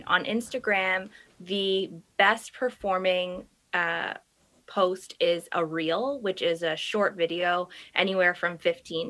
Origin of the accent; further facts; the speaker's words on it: Toronto, Ontario, Canada; Grew up, born and raised in Toronto, married with kids now, live in the East End of Toronto